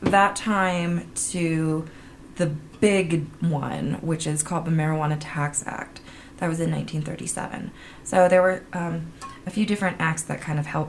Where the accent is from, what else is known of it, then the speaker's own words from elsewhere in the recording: San Francisco, California, United States; I'm from California. I'm California grown.